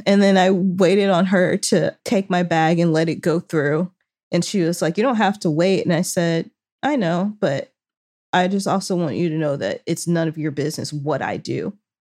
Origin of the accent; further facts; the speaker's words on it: Arkansas, United States; now in Los Angeles, United States; I'm currently in Arkansas visiting my family